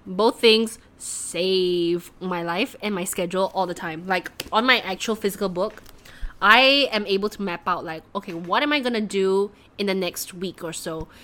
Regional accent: Malaysia; moved away; as a Malaysian girl

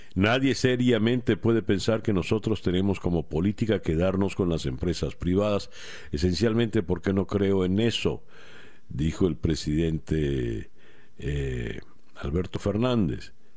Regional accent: Venezuela; now in Miami, United States; a mí como venezolano

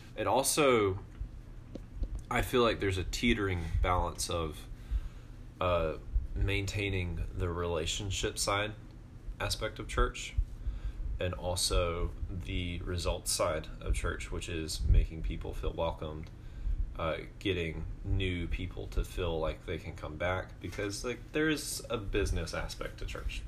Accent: Georgia, United States; moved away; I am from Georgia.

